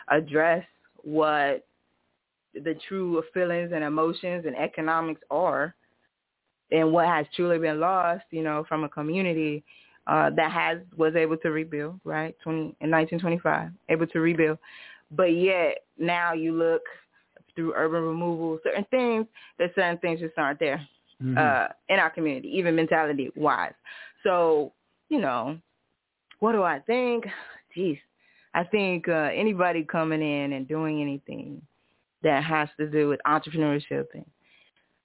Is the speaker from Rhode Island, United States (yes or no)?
no; Tulsa, Oklahoma, United States; I'm from Tulsa